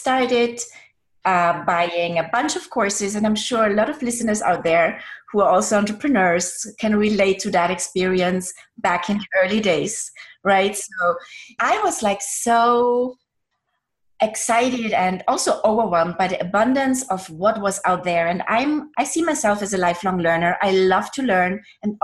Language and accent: English; Austria; English is a second language; moved away as an adult; now in United States; I'm from Austria. I was born and raised in Austria